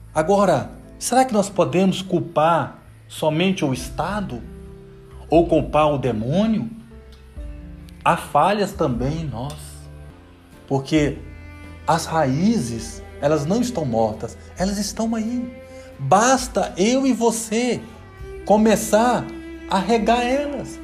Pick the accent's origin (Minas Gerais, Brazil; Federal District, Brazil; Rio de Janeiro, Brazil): Minas Gerais, Brazil; Serro; eu sou lá de região de Cerro, Pedro Lessa